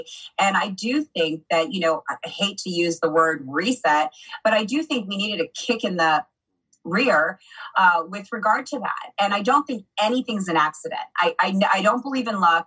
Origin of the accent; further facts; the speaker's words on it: United States; I grew up in America.